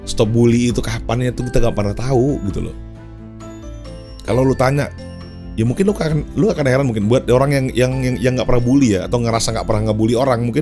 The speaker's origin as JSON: {"language": "Indonesian", "region": "North Sumatra", "country": "Indonesia", "tie": "born or raised there", "said": "gue ini ada bataknya kan ya gue tuh karo um, tapi muslim di daerah gue tuh dulu di kota gue tinggal itu eh, mayoritas itu adalah orang-orang Melayu"}